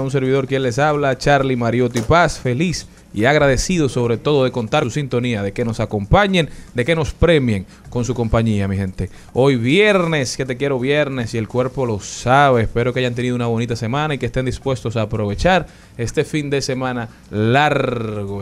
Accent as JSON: {"language": "Spanish", "country": "Dominican Republic", "said": "nosotros como dominicanos y dominicanas de bien"}